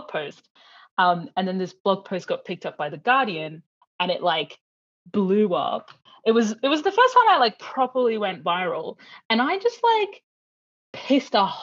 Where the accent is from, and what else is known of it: Brisbane, Queensland, Australia; born or raised there